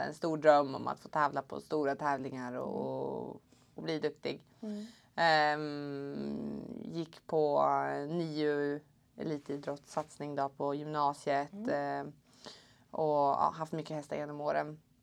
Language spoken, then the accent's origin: Swedish; Uppsala, Uppsala County, Sweden; jag är från Uppsala. Jag är egentligen uppväxt eh, lite utanför Uppsala på, på en gård.